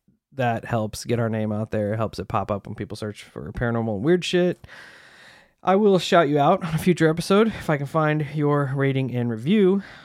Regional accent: Utah, United States; also born or lived in Arizona; I grew up in Utah. My family moved to Arizona. I briefly moved back to Utah a couple years later.

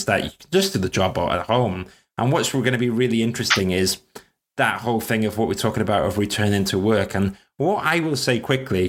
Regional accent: Wales, United Kingdom; now in London, United Kingdom; I'm Welsh and I live in South London

